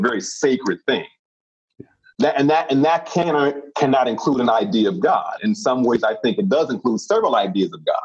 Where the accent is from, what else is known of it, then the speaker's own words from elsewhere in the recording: Chicago, Illinois, United States; I grew up in the South Side of Chicago